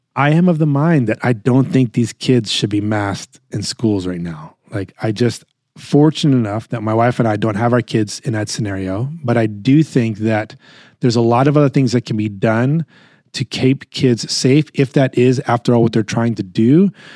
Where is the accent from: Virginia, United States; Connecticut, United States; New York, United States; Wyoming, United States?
New York, United States; I am born and raised in New York. Uh, in my core, I'm a New Yorker.